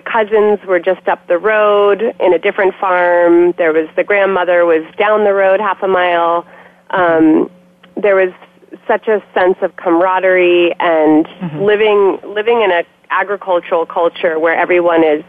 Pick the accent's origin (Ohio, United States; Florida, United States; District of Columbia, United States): District of Columbia, United States; Washington; moved away as an adult; now in Oregon, United States; I actually grew up in Washington, D.C.